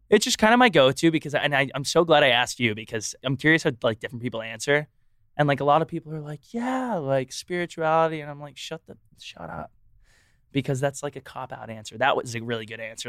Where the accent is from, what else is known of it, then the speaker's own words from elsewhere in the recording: Texas, United States; moved away; I'm also from Texas